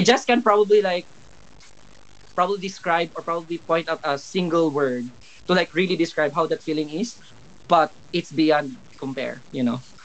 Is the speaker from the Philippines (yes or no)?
yes; Philippines; moved away as an adult; now in United Kingdom; Growing up in the Philippines